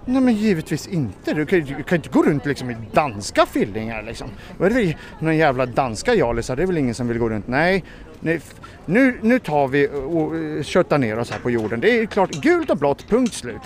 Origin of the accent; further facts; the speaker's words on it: Sweden; jag är väl svensk medborgare